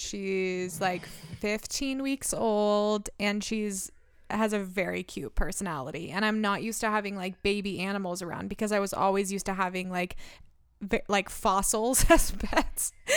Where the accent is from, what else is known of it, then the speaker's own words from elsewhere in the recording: Medford, United States; I was born in Medford